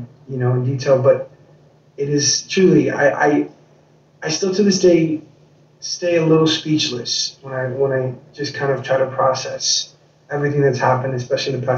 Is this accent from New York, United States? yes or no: yes; New York City, New York, United States; I grew up in New York City. I grew up in Queens, New York.